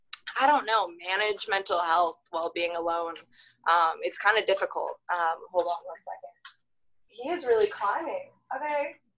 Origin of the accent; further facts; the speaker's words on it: Hawaii, United States; now in Kansas City, United States; So I'm not a Kansas City native. I'm originally from Hawaii, a military brat. So I've lived all over the country and somehow found myself living in Kansas City.